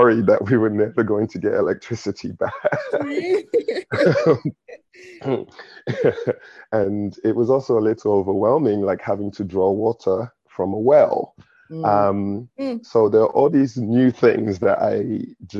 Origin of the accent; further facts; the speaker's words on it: London, United Kingdom; accent: English accent with some Nigerian; moved away as an adult; now in San Francisco, United States; I'm British Nigerian. I was born and raised in London, but I'm Nigerian.